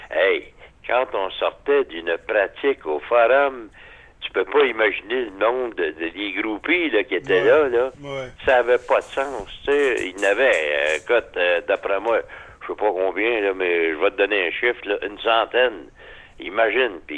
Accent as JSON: {"language": "French", "region": "Quebec", "country": "Canada", "said": "chez nous, dans le Québec, en entier"}